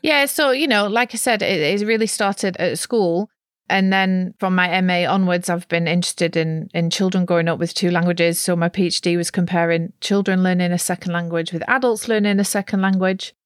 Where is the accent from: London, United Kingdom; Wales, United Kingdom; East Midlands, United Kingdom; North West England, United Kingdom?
North West England, United Kingdom; near Preston; accent: Lancashire; moved away as an adult; now in Netherlands; I grew up in a very monolingual part of England, or at least it was then, in the northwest of England, near Preston